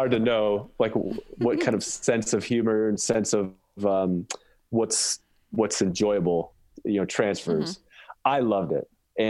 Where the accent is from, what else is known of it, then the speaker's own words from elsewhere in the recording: Chicago, Illinois, United States; now in Grand Rapids, United States; I'm from Chicago. That's where I'm originally from, and I'm now living in Grand Rapids, Michigan.